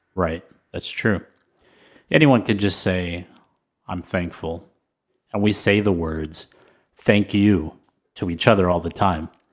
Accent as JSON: {"language": "English", "town": "San Antonio", "region": "Texas", "country": "United States", "tie": "born or raised there", "said": "I grew up in San Antonio"}